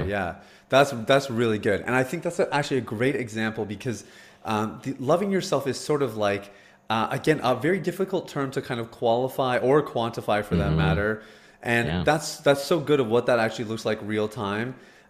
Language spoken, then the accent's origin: English; Canada; As a Canadian, man, that's like, yeah, that's the worst.